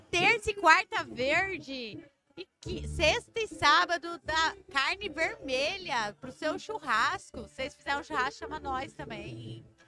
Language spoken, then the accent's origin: Portuguese; Iporã, Paraná, Brazil; Nós somos de Iporã, Leandro. Iporã, Paraná, perto de Guaíra do Paraguai